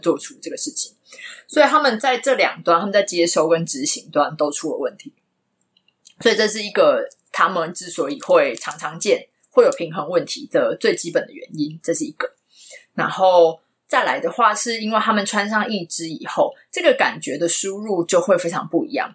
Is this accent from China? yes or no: no; Taipei, Taiwan; moved away as an adult; 我原本我在台湾的生活形态就比较静态，所以我就是，我从小到大一直都是在台北长大的